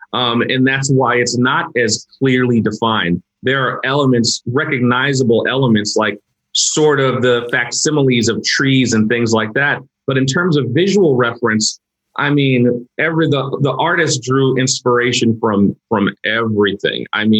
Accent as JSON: {"language": "English", "town": "New York City", "region": "New York", "country": "United States", "tie": "born or raised there", "also_born_or_lived": "Queens", "said": "I grew up in Brooklyn, but I moved to Queens as an adult."}